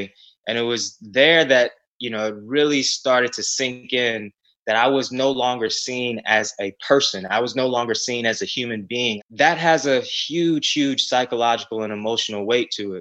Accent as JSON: {"language": "English", "town": "Ferguson", "region": "Missouri", "country": "United States", "tie": "born or raised there", "said": "Growing up in Ferguson, Missouri, in the North St. Louis area"}